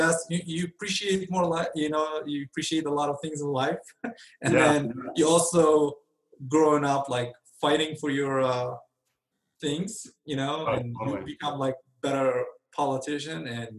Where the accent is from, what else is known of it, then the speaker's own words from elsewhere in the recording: Benghazi, Libya; Benghazi, Libya.